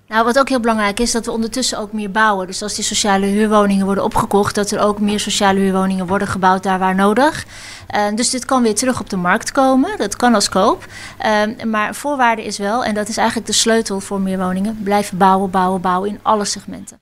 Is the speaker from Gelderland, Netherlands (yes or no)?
no; Hoogeveen, Drenthe, Netherlands; now in Randstad, Netherlands; ik ben dus ooit uit Hoogveen weggegaan